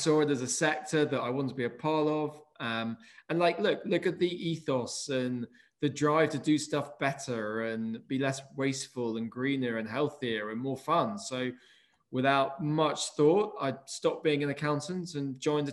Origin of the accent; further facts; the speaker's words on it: United Kingdom; also born or lived in London / Somerset; I'm a Brit